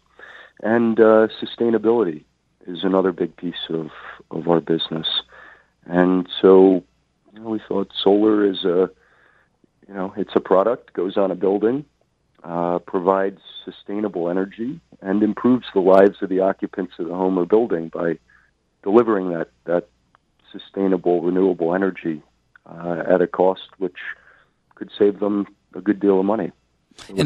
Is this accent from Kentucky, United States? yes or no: no; New York, United States; moved away as an adult; now in Philadelphia, United States; I grew up in New York, went to school in Philadelphia